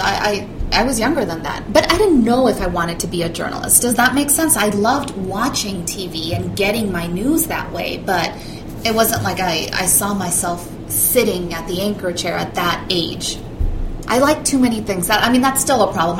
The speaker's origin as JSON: {"language": "English", "area": "Orange County", "region": "California", "country": "United States", "tie": "born or raised there", "also_born_or_lived": "Mexico / Evanston, Illinois / Racine, Wisconsin", "said": "I was born in the LA area, Orange County"}